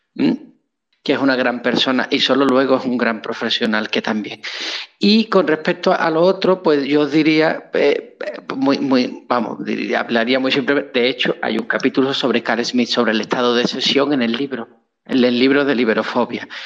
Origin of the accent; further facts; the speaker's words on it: Spain; moved away as an adult; also born or lived in Nuevo Laredo, Mexico; yo soy de España.